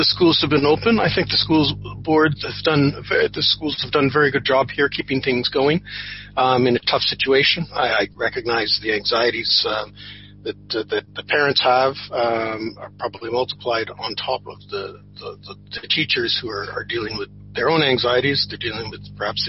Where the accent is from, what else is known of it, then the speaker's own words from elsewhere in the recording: Ottawa and Toronto, Ontario, Canada; moved away as an adult; now in Dublin, Ireland; when I was growing up in Ottawa and in Toronto